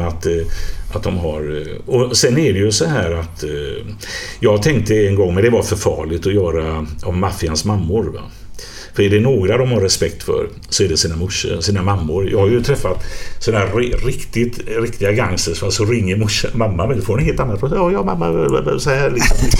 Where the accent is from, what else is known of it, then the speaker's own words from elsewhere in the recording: Gothenburg, Västra Götaland, Sweden; när jag växte upp till exempel i Biskopsgården